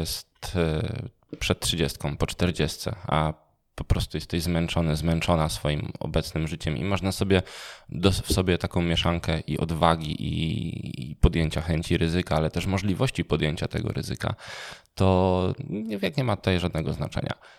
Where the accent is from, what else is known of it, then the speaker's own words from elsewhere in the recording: Częstochowa, Silesian Voivodeship, Poland; ja jestem z Częstochowy